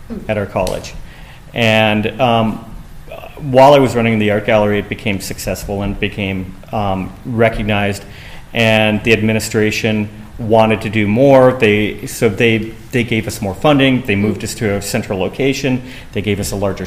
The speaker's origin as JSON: {"language": "English", "town": "Los Angeles", "region": "California", "country": "United States", "said": "I'm from Los Angeles"}